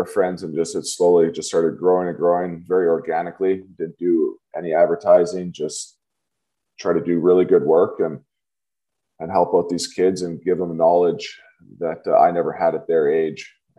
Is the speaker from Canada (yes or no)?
yes; Kelowna, British Columbia, Canada; also born or lived in Germany; So I grew up here in the Okanagan, Kelowna, British Columbia, Canada, for those who have to Google it. So we're up on the west coast of Canada, nice little remote spot.